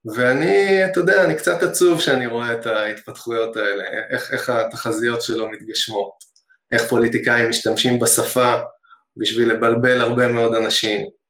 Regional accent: Hod HaSharon, Central District, Israel; אני גדלתי בהוד השרון

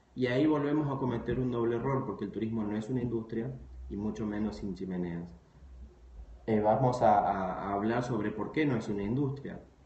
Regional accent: Argentina; moved away; yo, soy, argentino, pero viví algunos años en otras ciudades del, país y del mundo

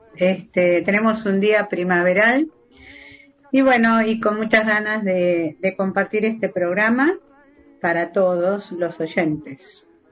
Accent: Argentina; los dos somos argentinos

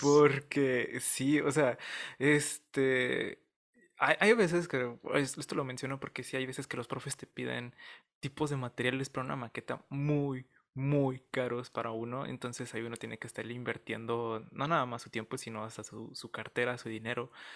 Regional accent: Ciudad Juárez, Chihuahua, Mexico; soy de Ciudad Juárez, Chihuahua

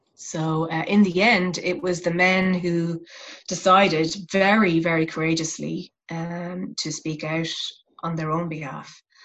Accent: west of Ireland, Ireland; my hometown which is a rural town in the west of ireland

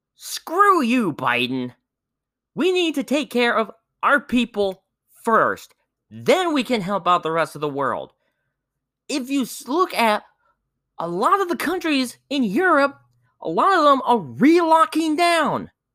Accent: Indiana, United States; my home state of Indiana

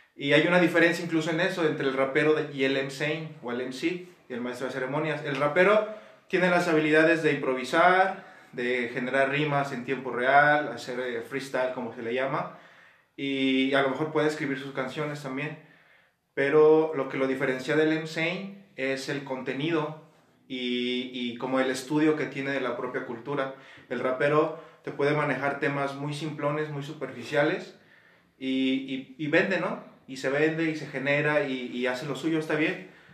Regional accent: Guanajuato, Mexico; aquí también de Guanajuato Capital

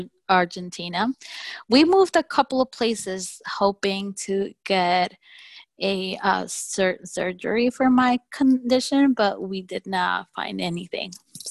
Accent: Carteret, New Jersey, United States; I am from Carteret, New Jersey.

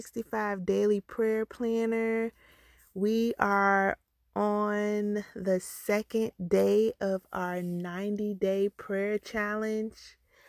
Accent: Jacksonville, Florida, United States; also born or lived in Orange Park / Miami; I'm a Floridian. I am from Jacksonville, Florida. I'm born in Orange Park, Florida. Grew up in Jacksonville, Florida. And right now I reside in Port Orange, Florida. So I've been in Florida my entire life.

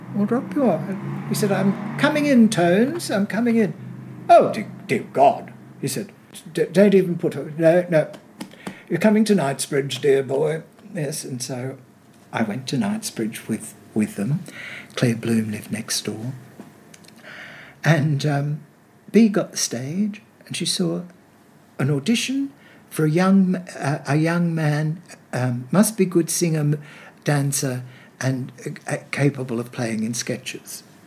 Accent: Sydney, New South Wales, Australia; born or raised there; also born or lived in England

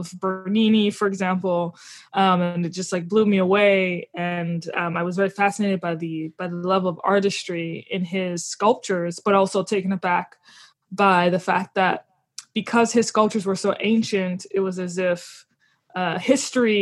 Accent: New Orleans, Louisiana, United States; I'm from New Orleans, Louisiana. I always highlight the fact that I grew up in a very religiously fascinating environment.

